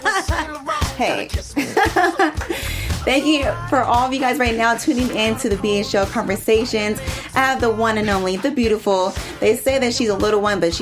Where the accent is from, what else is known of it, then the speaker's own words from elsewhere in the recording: Inland Empire, California, United States; I'm actually from the Inland Empire, but it's still close to home to me